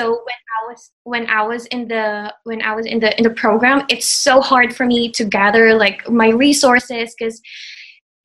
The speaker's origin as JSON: {"language": "English", "country": "Philippines", "tie": "born or raised there", "also_born_or_lived": "Guam", "first_language": "Tagalog", "second_language": "English", "moved": "as an adult", "said": "I grew up in the Philippines, and then after I graduated college"}